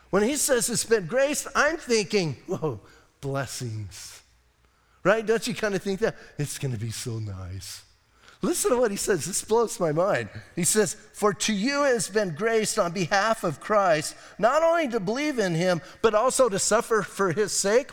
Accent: Bisbee, Arizona, United States; I'm from Bisbee

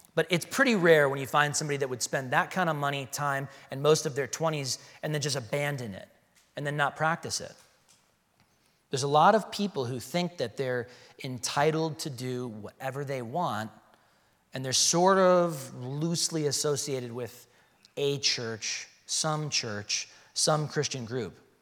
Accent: Chicago, Illinois, United States; now in Arizona, United States; I'm from Chicago

